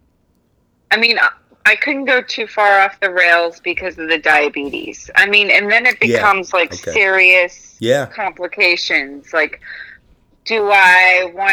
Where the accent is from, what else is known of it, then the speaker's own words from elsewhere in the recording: Texas, United States; moved away; I grew up in Texas